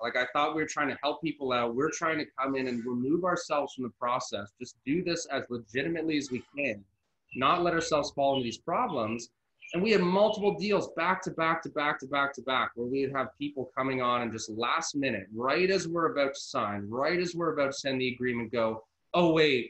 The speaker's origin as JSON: {"language": "English", "country": "Canada", "said": "I'm Canadian"}